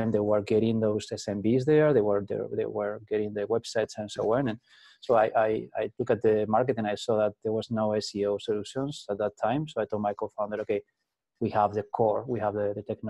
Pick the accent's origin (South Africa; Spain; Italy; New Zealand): Spain; I'm from Spain. I'm actually in Madrid in Spain